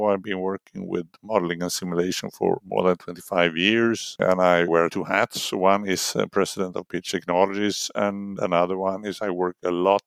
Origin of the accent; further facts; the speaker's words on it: Linköping, Östergötland, Sweden; I studied in my hometown, Linköping